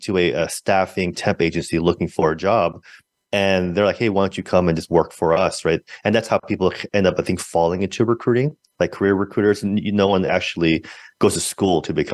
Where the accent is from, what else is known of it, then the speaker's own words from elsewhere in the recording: San Francisco, California, United States; I'm from San Francisco, born and raised